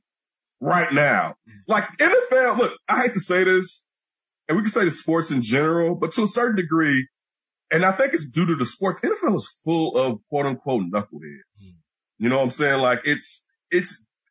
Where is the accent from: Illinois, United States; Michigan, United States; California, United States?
Illinois, United States; Chicago; we grew up in Chicago